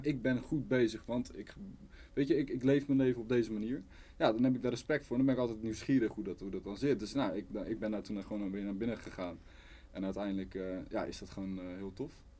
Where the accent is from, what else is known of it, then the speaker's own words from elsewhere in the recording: Rotterdam, South Holland, Netherlands; Ik ben opgegroeid in Zuid